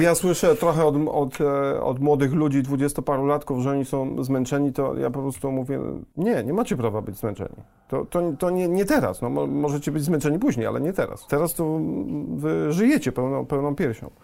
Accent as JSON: {"language": "Polish", "country": "Poland", "also_born_or_lived": "London, United Kingdom", "moved": "as an adult", "said": "wyjechałem e, z Polski do, e, do Londynu, do mhm. Anglii mhm. w wieku 22 lat"}